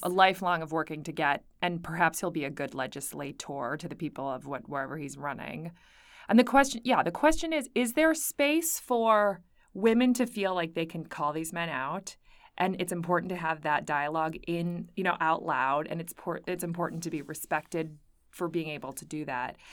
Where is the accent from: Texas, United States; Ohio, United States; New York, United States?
New York, United States; Buffalo; moved away; I'm from Buffalo, New York